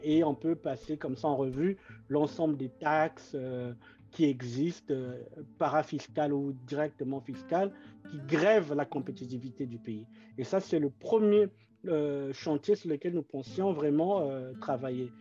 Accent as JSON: {"language": "French", "region": "Brazzaville", "country": "Republic of the Congo", "tie": "born or raised there", "moved": "yes", "said": "Et je suis né à Brazzaville et j'ai grandi à Bakongo"}